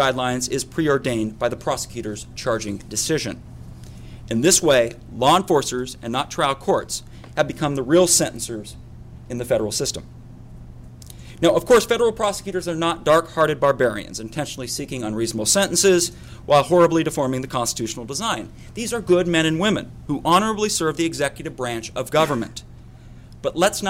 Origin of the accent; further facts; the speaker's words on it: Utah, United States; my home state of Utah